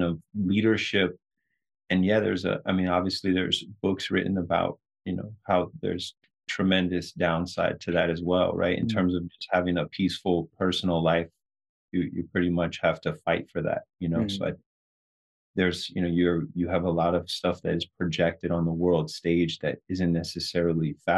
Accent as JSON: {"language": "English", "region": "Southern California", "country": "United States", "tie": "born or raised there", "said": "us kind of growing up in Southern California"}